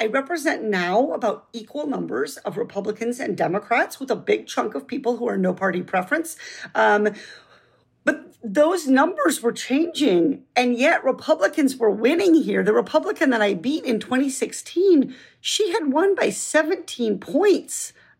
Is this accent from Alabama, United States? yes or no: no; Iowa, United States; also born or lived in Massachusetts / Arkansas / Las Vegas / Oregon; now in Orange County, United States; growing up as a farm kid in Iowa, that I would identify as a Californian.